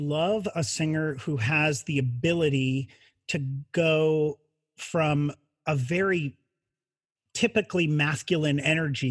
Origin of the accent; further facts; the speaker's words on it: Branson, Missouri, United States; moved away; living in a very country western town like Branson